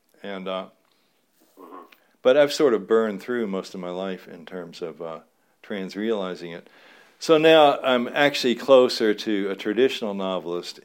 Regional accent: Louisville, Kentucky, United States; me growing up in Louisville, Kentucky

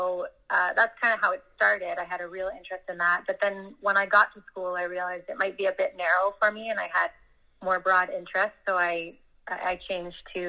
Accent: Burlington, Ontario, Canada; I'm from Burlington, about 45 minutes west of Toronto. I've spent most of my life here in Burlington

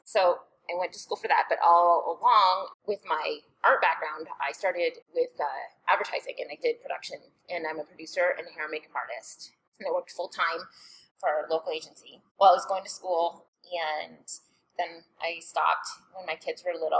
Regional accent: Toronto, Ontario, Canada; moved away as an adult; also born or lived in Georgia, United States; now in Omaha, United States; I'm from Canada, from Toronto

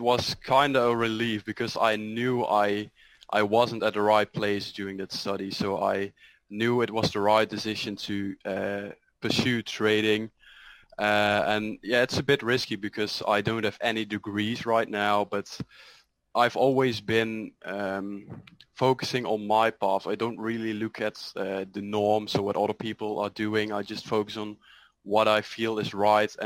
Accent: Netherlands; I'm from the Netherlands, 24 years old.

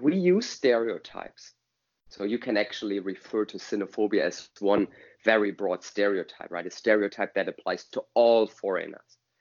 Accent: Germany; I'm from Germany.

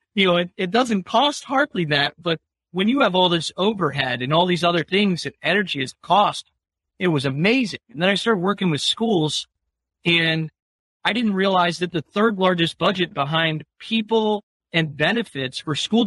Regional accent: Westfield Center, Ohio, United States; I grew up in a really tiny town of Westfield Center, Ohio.

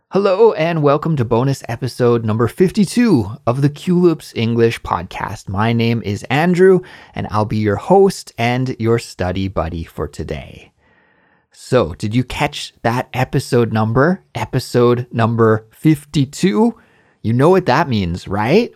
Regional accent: Canada; moved away as an adult; now in Korea; in Canada, my home country

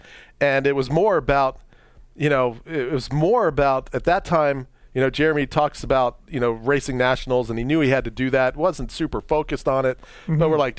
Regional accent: Maryland, United States; moved away; I grew up in Maryland.

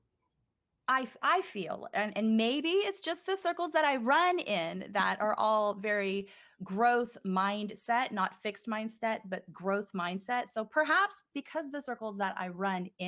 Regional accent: Texas, United States; now in Los Angeles, United States; I'm a Texas girl, but I'm calling in from California.

